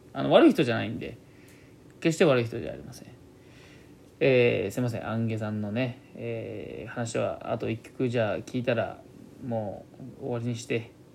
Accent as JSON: {"language": "Japanese", "town": "Kani", "region": "Gifu", "country": "Japan", "accent": "Gifu accent", "said": "岐阜県出身だからということで、岐阜県のどこになるんですかね。僕はまあカニの方の名古屋寄りなんですよ"}